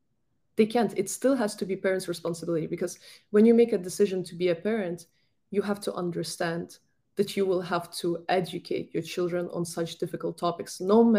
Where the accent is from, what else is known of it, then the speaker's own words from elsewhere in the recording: Ukraine; moved away; my home country, Ukraine